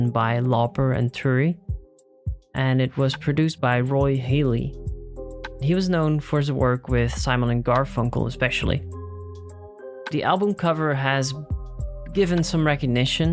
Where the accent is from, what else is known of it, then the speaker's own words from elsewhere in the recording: Netherlands; in my home country, the Netherlands